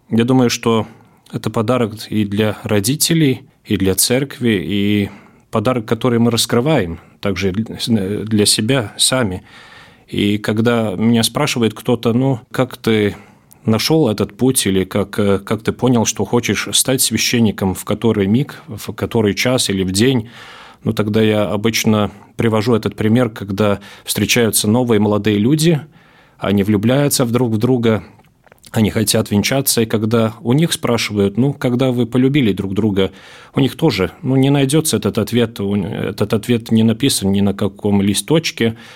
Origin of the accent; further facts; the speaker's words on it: Latgale, Latvia; also born or lived in Riga; Я родился в Риге, но всю жизнь практически в Латгалии живу